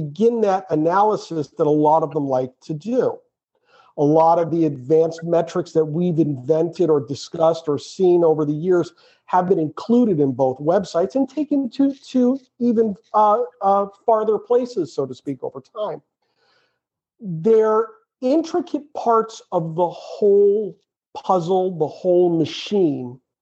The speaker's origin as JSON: {"language": "English", "region": "Western Massachusetts", "country": "United States", "tie": "born or raised there", "said": "we grew up in Western Massachusetts"}